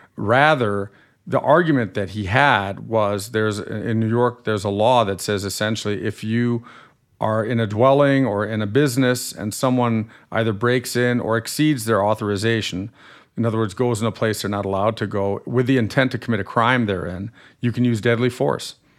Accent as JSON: {"language": "English", "country": "Germany", "tie": "born or raised there", "accent": "slightly nasal accent", "moved": "as an adult", "lives_now": "United States", "said": "I grew up in Germany till I was 18, and I'm a German American dual national"}